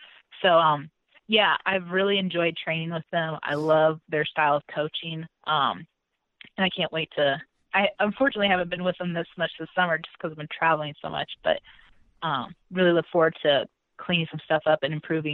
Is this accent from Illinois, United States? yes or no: yes; Illinois, United States; I'm coming from Illinois.